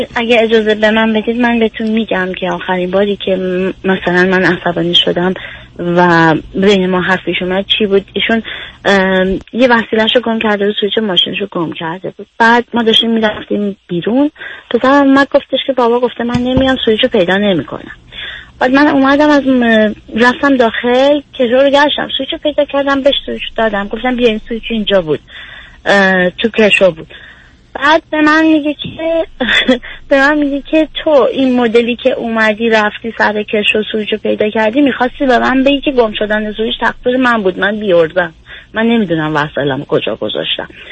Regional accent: Iran; moved away; سیستمی که ما تو ایران باش بزرگ شدیم

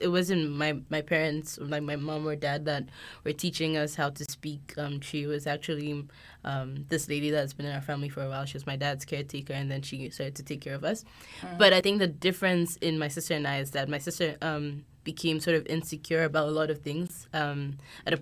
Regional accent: Ghana; I'm born, raised Ghanaian

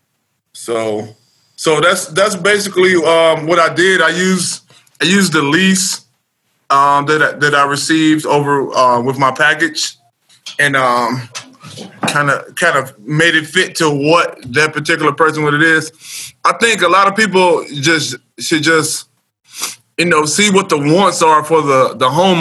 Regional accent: Cleveland, Ohio, United States; I'm born and raised in Cleveland, Ohio

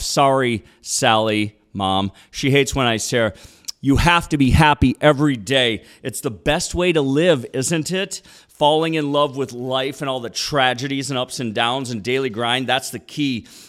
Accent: Minneapolis, Minnesota, United States; moved away; also born or lived in Austin / Los Angeles; Just a city boy. Born and raised in Minneapolis

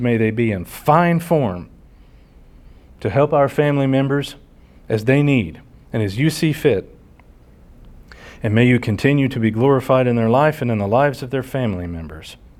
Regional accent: United States; Americans here at home

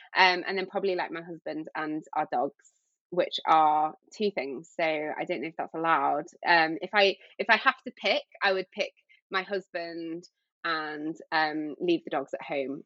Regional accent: Yorkshire and the Humber, United Kingdom; now in London, United Kingdom; I grew up in Yorkshire on the coast

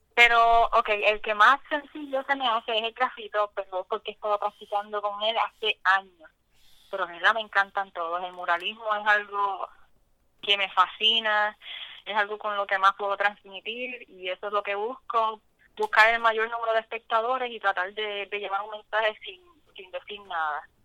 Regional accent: Lares, Puerto Rico; now in Florida, United States; Yo soy de Lares

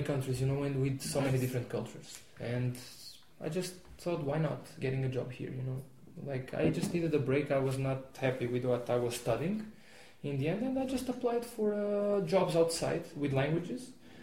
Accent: Portugal; moved away as an adult; now in Sofia, Bulgaria; I was the only Portuguese

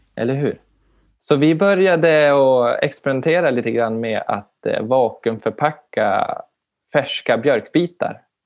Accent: Umeå, Västerbotten County, Sweden; jag är ifrån Umeå-trakten

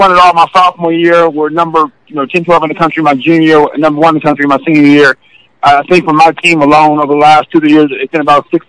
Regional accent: Los Angeles, California, United States; also born or lived in Notre Dame, Indiana; I'm coming from a very very diverse community. You know, I'm from West Coast. I'm from L.A. Single mom

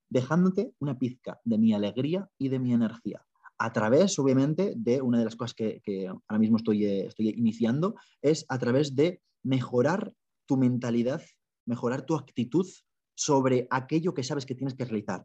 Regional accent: Spain; moved away as an adult; also born or lived in Ireland; soy de España

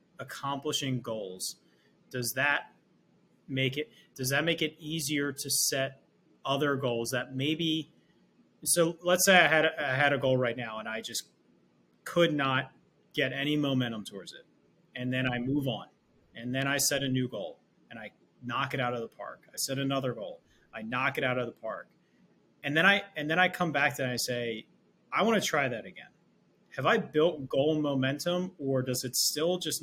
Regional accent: Philadelphia, Pennsylvania, United States; I'm from Philly

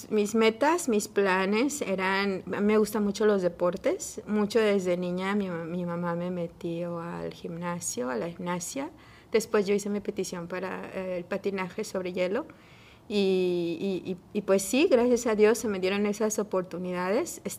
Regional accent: Mexico City, Mexico; Bueno, yo originalmente soy de la Ciudad de México. Eh, allá nací, allá crecí.

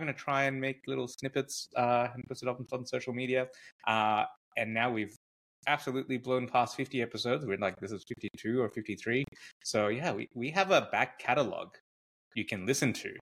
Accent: Gold Coast, Queensland, Australia; moved away as an adult; now in Melbourne, Australia; we grew up in the Gold Coast, and I've been in Melbourne for like, what, 20 years or something

